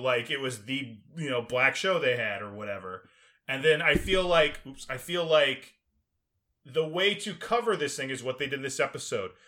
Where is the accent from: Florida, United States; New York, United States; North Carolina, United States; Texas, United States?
Texas, United States; also born or lived in Illinois / Maryland; growing up in Texas